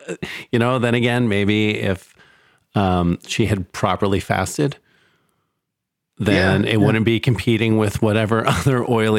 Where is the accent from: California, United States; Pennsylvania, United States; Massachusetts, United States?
Pennsylvania, United States; Philadelphia; moved away; I grew up in Philadelphia